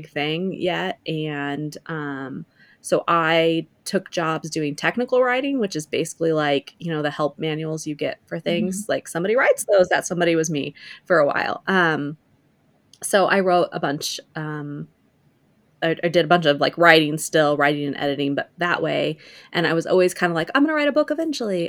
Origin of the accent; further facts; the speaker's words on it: rural Missouri, United States; moved away as an adult; I grew up in the Midwest in Missouri, a small town in rural Missouri